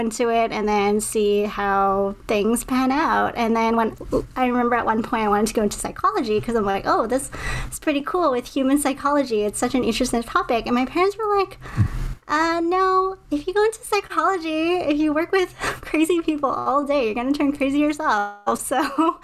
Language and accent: English; Montreal, Quebec, Canada; now in Toronto, Canada; I'm originally from Montreal. I'm in Toronto now